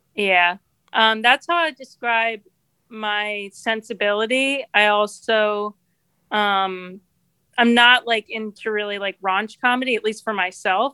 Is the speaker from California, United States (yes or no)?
no; New Jersey, United States; moved away as an adult; now in Rochester, United States; I grew up in New Jersey, really close to New York City